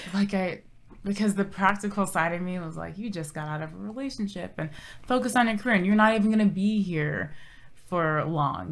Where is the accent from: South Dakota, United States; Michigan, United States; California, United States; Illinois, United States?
California, United States; Orange County, Southern; moved away as an adult; also born or lived in Odessa, Texas; now in San Antonio, United States; born and raised in Southern California, Orange County